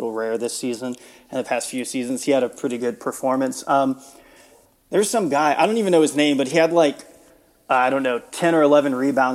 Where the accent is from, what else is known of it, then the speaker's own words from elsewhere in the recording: Houston, Texas, United States; now in Austin, United States; So I grew up in the Houston area. I grew up in a suburb of Houston